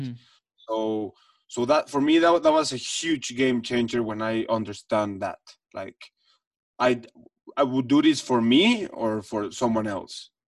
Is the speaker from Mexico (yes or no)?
yes; Mexico City, Mexico; I come from the Jewish community in Mexico City, which that's where I grew up.